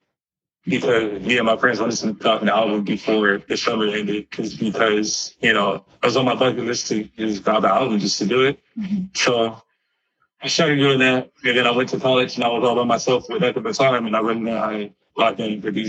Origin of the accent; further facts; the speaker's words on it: Los Angeles, California, United States; also born or lived in Missouri; I was actually born in Watts. So the Los Angeles area